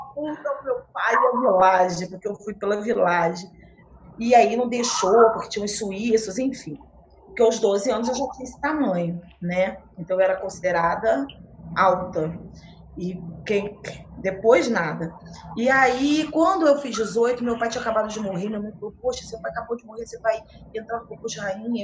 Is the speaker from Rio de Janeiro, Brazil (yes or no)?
yes; Rio de Janeiro, Brazil; also born or lived in Nova Friburgo; Carioca, do centro do Rio, da Lapa, da Rua